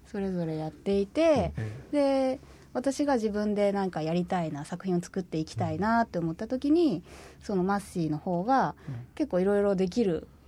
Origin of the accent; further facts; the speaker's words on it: Hita, Oita, Japan; now in Fukuoka, Japan; 自分もなんか地元大分県日田市なんですけど、